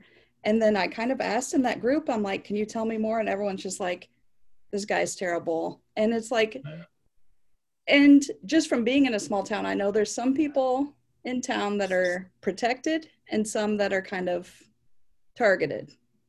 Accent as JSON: {"language": "English", "town": "Dallas Center", "region": "Iowa", "country": "United States", "said": "I'm from Dallas Center. I don't know if you've heard of Dallas Center."}